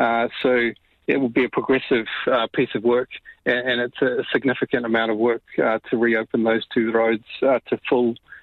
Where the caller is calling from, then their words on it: Karikari, Northland, New Zealand; Kia ora. Yes, I'm calling actually from Karikari